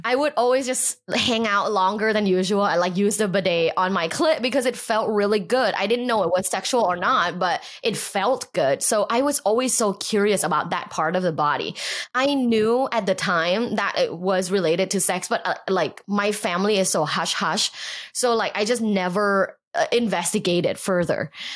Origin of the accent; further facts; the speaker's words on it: Bangkok, Thailand; moved away; also born or lived in Los Angeles; I grew up in Bangkok, Thailand